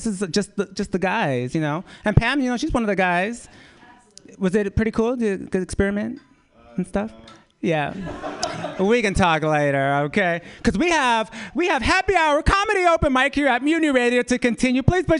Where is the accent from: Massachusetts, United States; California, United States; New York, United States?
California, United States; Redwood City; I'm actually from San Mateo County. I'm from Redwood City.